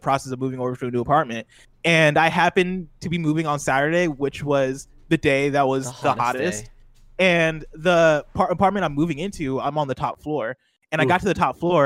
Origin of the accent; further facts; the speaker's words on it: Midwest, United States; moved away; I grew up in the Midwest